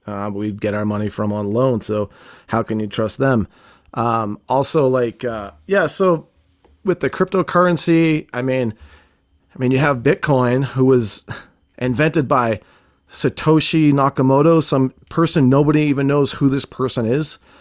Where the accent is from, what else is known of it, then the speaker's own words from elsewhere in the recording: Boston, Massachusetts, United States; I grew up in Boston in a rough neighborhood where you don't trust anybody